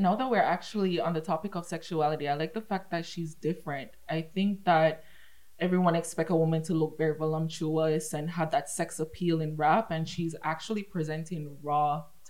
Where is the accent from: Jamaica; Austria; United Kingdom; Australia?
Jamaica; accent: thick accent; now in Canada; I was born in Canada, but I was raised in Jamaica, hence the thick accent. I will never get rid of that if anyone asks me. I'm going to hold on to it as long as I can.